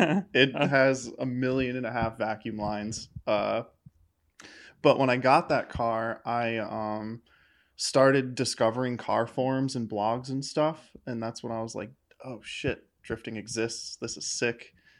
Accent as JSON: {"language": "English", "town": "Kinderhook", "region": "New York", "country": "United States", "tie": "born or raised there", "said": "Outside of Albany, New York."}